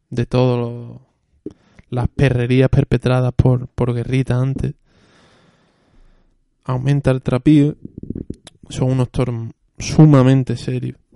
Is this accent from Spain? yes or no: yes; Seville, Andalusia, Spain; Y siendo sevillano, aunque me duela reconocerlo, pues no